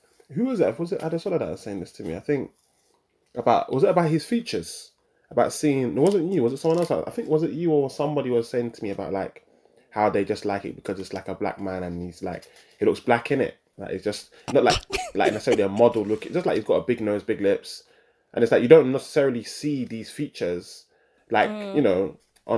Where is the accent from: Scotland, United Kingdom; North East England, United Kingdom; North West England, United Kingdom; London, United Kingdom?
London, United Kingdom; growing up in London, my parents migrating over here